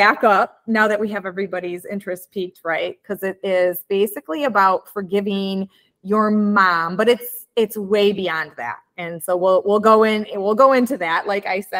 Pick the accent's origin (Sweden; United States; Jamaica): United States; Midwest; accent: Midwestern; my Midwestern accent